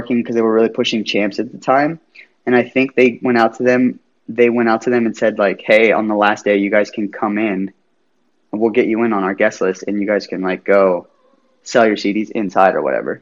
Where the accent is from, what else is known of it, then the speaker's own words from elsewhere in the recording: United States; moved away; also born or lived in Las Vegas, Nevada / California / East Coast; I was raised in like Las Vegas and California and surrounding areas like